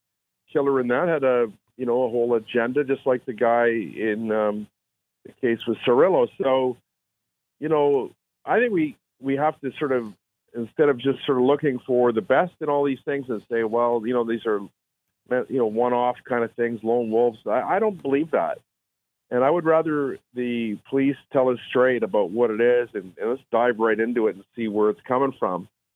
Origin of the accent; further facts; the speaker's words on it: Canada; We're all Canadian. We can't stand for this.